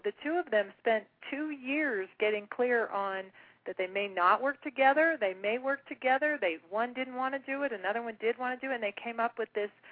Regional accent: Salt Lake City, Utah, United States; I was born in Salt Lake City

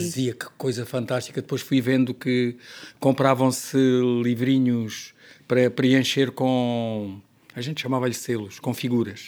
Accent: Portugal; also born or lived in Paris; eu sou português

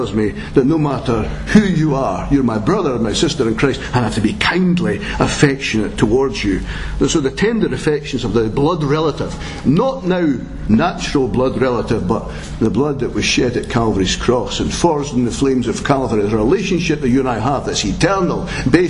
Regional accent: Scotland, United Kingdom; that ability we have as Scots

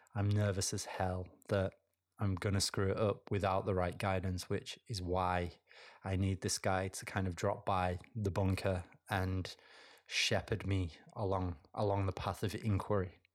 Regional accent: United Kingdom; I'm British

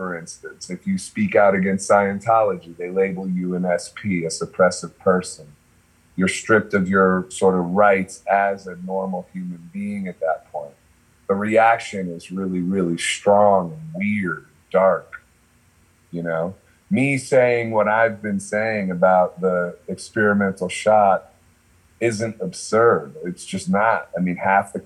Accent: Akron, Ohio, United States; I'm from Akron

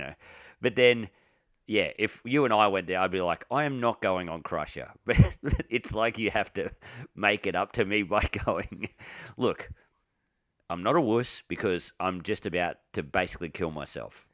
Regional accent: Victoria, Australia; I'm from Victoria

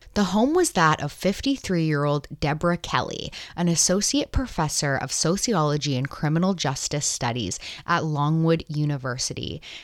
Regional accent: Canada; I'm Canadian

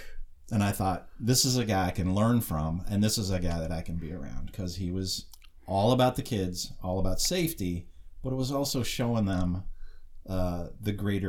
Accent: Buffalo, New York, United States; moved away as an adult; also born or lived in Florida / San Diego, California; now in Tacoma, United States; I grew up in Buffalo, New York on the Niagara River. So I grew up fishing as a kid with my grandfather, fishing with worms and kite string. And then I went to college in Florida, so I fell in love with the water again, learned to scuba dive, and then moved to San Diego

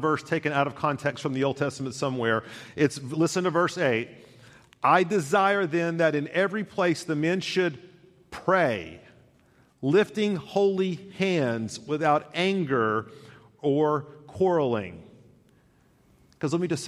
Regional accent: Chattanooga, Tennessee, United States; growing up in Chattanooga, which is surrounded by lakes and rivers and such

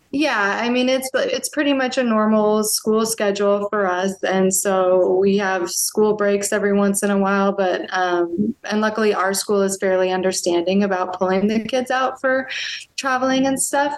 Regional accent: near Seattle, Washington, United States; moved away as an adult; now in Germany; I grew up near Seattle

